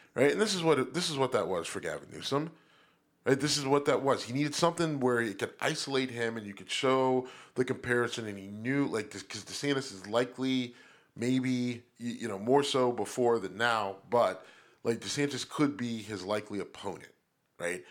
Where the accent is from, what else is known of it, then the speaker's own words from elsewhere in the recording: Youngstown, Ohio, United States; Trafficant from my hometown